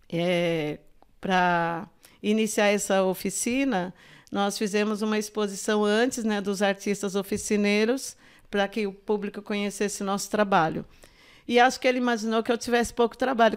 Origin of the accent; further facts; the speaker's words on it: São Paulo, Brazil; also born or lived in Minas Gerais; eu nasci em Minas, assim, vim bebê para São Paulo